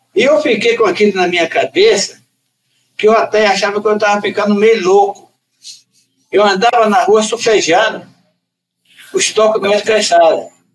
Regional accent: Recôncavo, Bahia, Brazil; also born or lived in Carapicuíba; now in São Paulo, Brazil; daquela região do Recôncavo, aí onde que eu, eu nasci

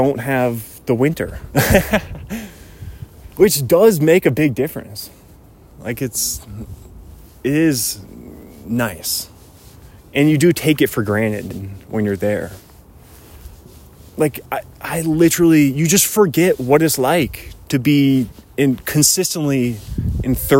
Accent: Bothell, Washington, United States; moved away as an adult; also born or lived in Los Angeles, California; now in Spokane, United States; I'm from Western Washington. Like, dude, it did not, typically, even in the dead of winter, where in Bothell, back home, typically would not even get below freezing

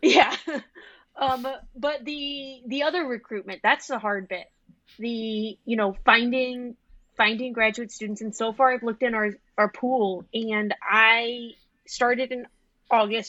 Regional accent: the South, United States; moved away as an adult; now in Iowa, United States; I'm from the South. I've never lived in snow.

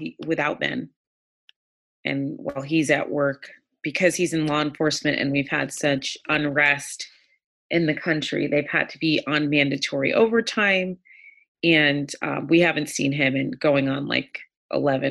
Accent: Jamaica; now in United States; I was born in Jamaica

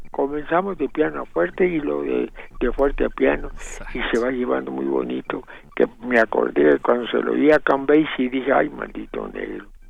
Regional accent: Chihuahua, Mexico; mi papá hizo la primera banda de jazz allá en Chihuahua porque yo nací en Chihuahua

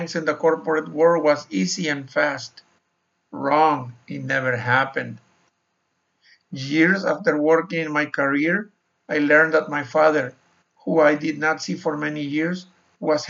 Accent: Mexico; moved away as an adult; also born or lived in Sonora, Mexico / Arizona, United States; I was born and raised in Mexico.

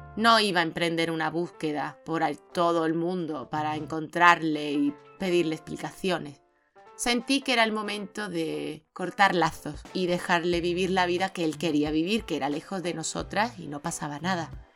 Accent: Seville, Andalusia, Spain; soy más sevillana que la Giralda, que yo no he crecido en Senegal ni nada

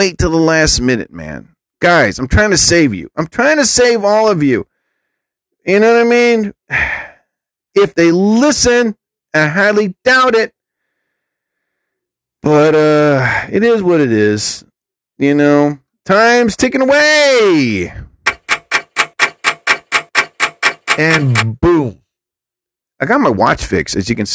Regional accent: New Jersey, United States; I'm from New Jersey. Atlantic City is like an hour away from me

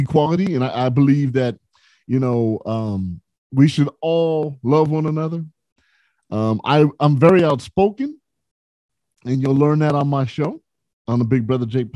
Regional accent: San Bernardino, California, United States; also born or lived in Los Angeles, California; I'm from the West Coast, grew up in San Bernardino, California. And I've lived in L.A. for at least the last 24 years.

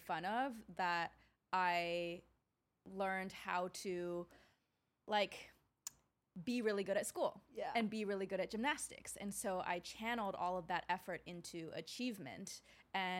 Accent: Wisconsin, United States; I grew up in Wisconsin as one of the few Asian girls there.

